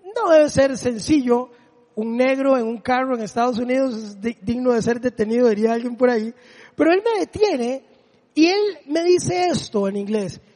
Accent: Desamparados, San José, Costa Rica; el polideportivo donde yo me crié allá en Desamparados

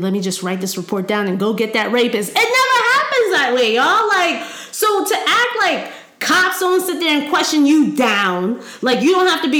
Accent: Howard County, Maryland, United States; I grew up in Howard County.

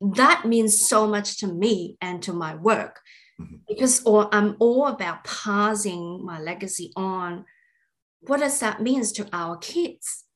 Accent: Australia; we are all Australian

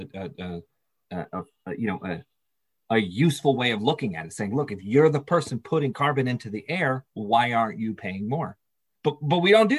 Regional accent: Castro Valley, California, United States; also born or lived in Burbank / Hollywood; I grew up in the East Bay, just outside of Oakland, a little town called Castro Valley

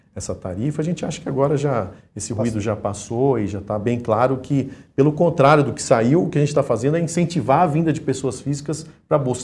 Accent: Minas Gerais, Brazil; eu como mineiro

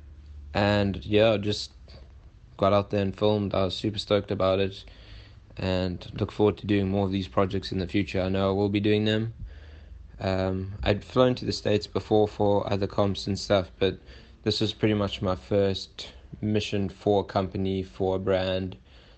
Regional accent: South Africa; I come from South Africa

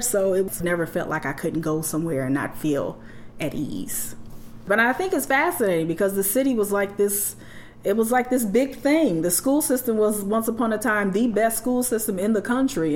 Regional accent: Gary, Indiana, United States; I grew up in the Glen Park section of Gary, Indiana

